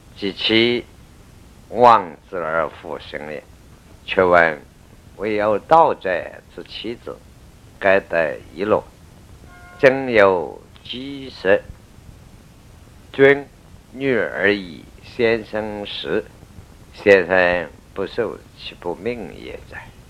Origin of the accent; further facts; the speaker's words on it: China; 我们中国人